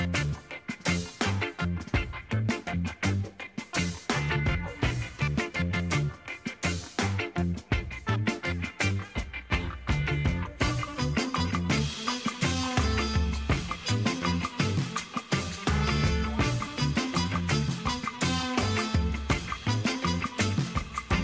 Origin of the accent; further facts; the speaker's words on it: Canada; Well, I'm Canadian. You learn French.